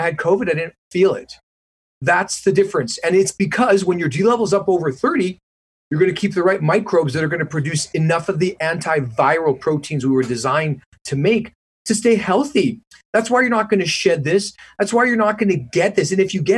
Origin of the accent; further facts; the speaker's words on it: Canada; moved away as an adult; also born or lived in Detroit, United States / Vancouver, British Columbia; now in Manhattan Beach, United States; when I grew up in Canada.